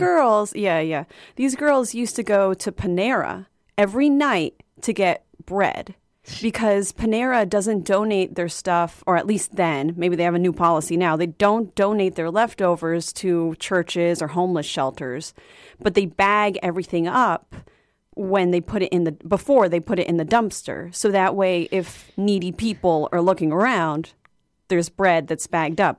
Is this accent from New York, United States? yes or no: no; Arlington, Virginia, United States; moved away; I'm from Arlington, Virginia originally